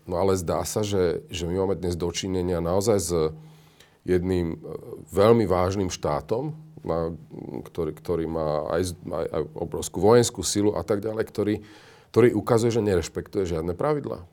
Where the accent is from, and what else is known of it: Slovakia